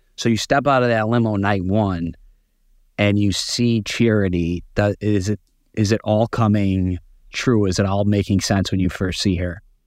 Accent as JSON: {"language": "English", "town": "Chicago", "region": "Illinois", "country": "United States", "tie": "born or raised there", "moved": "as an adult", "lives_now": "New York, United States", "said": "I'm actually born and raised in Chicago"}